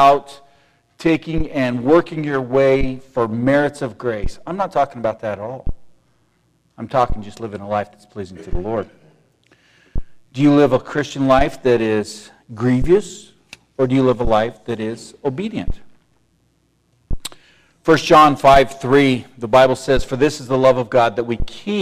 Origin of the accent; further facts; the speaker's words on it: United States; I was born and raised in the United States of America.